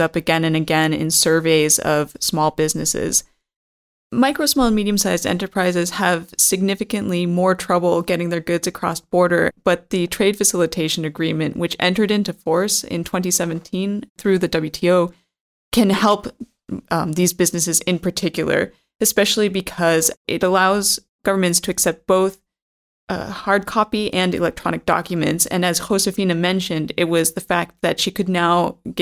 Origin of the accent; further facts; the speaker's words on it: United States; moved away; I'm from the United States originally